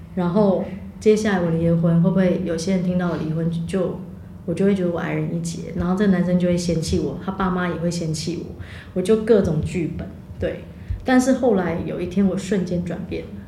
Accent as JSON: {"language": "Chinese", "country": "Taiwan", "said": "我们家都讲台语啦，我们家都比较台"}